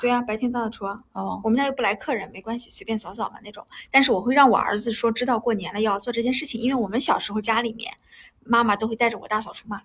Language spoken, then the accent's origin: Chinese; northern China, China; now in southern China; 作为北方人的我